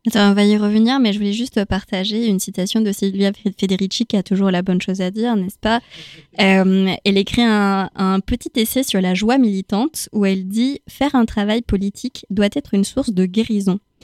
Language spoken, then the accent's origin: French; Chile; now in France; moi, je viens du Chili, pour le coup. Donc, euh, j'ai grandi dans un contexte post-dictature